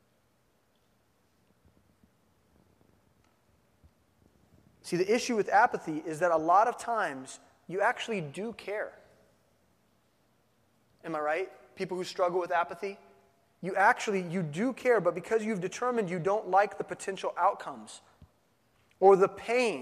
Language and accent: English; Midwest, United States; I grew up in the Midwest. I'm a no-coaster.